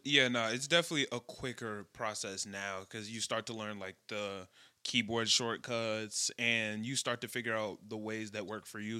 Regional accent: Chicago, Illinois, United States; I'm from Chicago

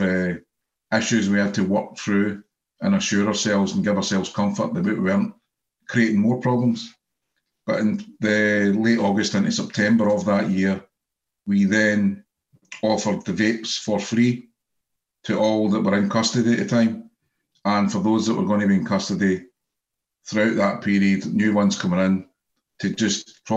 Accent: Scotland, United Kingdom; being Scottish

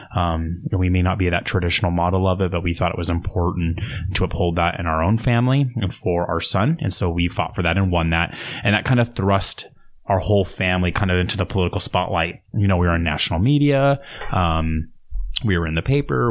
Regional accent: Portland, Oregon, United States; I grew up in North Portland

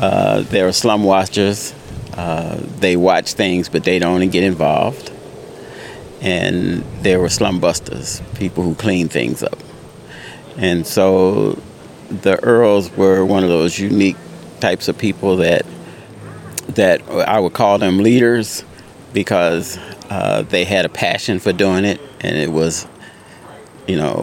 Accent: Chicago, Illinois, United States; also born or lived in Mississippi; I grew up here, but I was born in Mississippi. But I moved to North Lawndale in 1982.

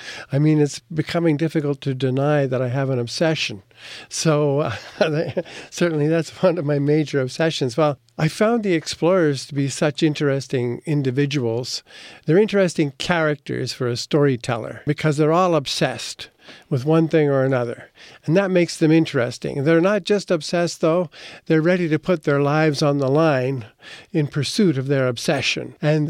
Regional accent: Montreal, Quebec, Canada; also born or lived in Calgary; now in Toronto, Canada; So I returned back east here to Toronto. I'm originally from Montreal, but came to Toronto

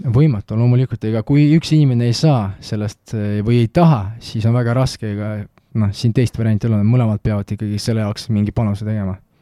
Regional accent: Tartu, Tartu County, Estonia; Estonian is a second language; also born or lived in Malta; see on minu kodulinn

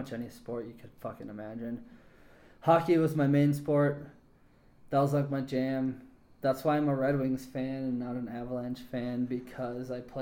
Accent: Colorado, United States; also born or lived in Milwaukee, Wisconsin / Fort Collins, Colorado; now in Denver, United States; I've lived here since I was 5

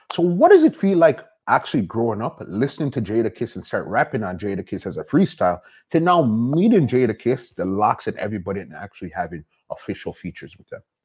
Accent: Toronto, Ontario, Canada; We're from Toronto, the big city.

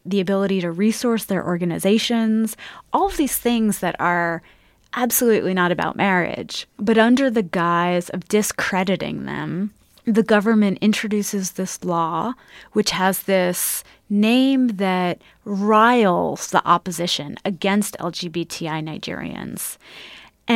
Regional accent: United States; as an American

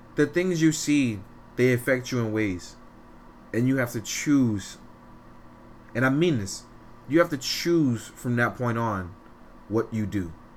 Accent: New York City, New York, United States; I'm from Fort Greene, Brooklyn. I grew up in in what is called now the worst neighborhood in five boroughs

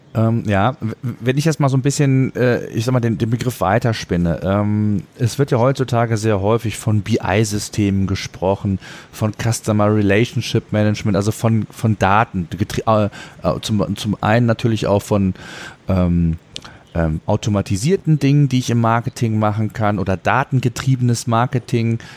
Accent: Germany; Bei uns in Deutschland

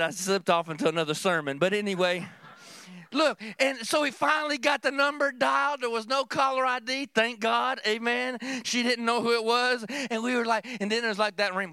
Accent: Kentucky, United States; growing up in Kentucky

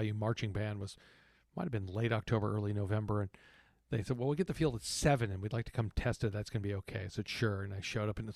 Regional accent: Texas, United States; moved away; growing up in Texas

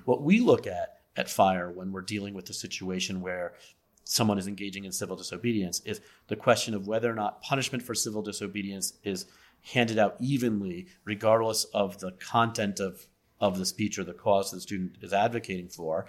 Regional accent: Las Vegas, Nevada, United States; now in Philadelphia, United States; I'm originally from Las Vegas

